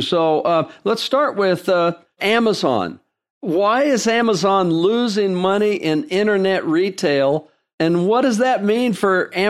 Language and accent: English; Vallejo, California, United States; I was raised in the San Francisco Bay Area, just north of Berkeley, in Vallejo, California.